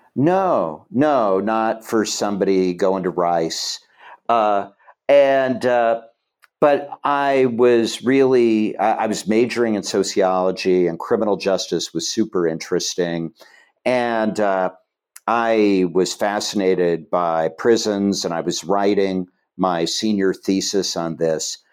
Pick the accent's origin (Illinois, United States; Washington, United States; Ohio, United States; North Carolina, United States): Ohio, United States; Chillicothe; moved away; I grew up in Chillicothe, Ohio